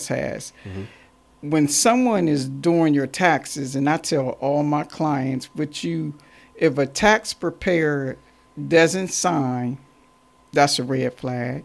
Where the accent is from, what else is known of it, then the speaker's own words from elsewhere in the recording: Warren, Ohio, United States; now in Columbus, United States; I'm originally from Warren, Ohio, 45 minutes north of Cleveland, Ohio. And I moved to Columbus, Ohio